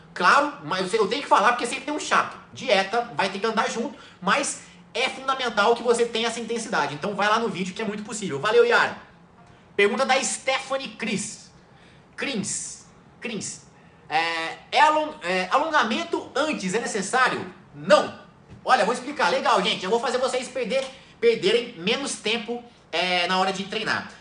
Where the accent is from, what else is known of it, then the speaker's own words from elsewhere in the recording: Machado, Minas Gerais, Brazil; moved away; also born or lived in São Paulo; Eu sou natural de São Paulo, mas eu morei em Machado. Minha infância inteira eu morei em Machado, sul de Minas